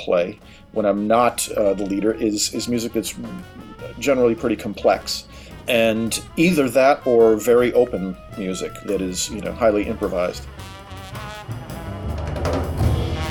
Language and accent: English; Racine, Wisconsin, United States; moved away as an adult; also born or lived in Boston / New York; I'm originally from Racine, Wisconsin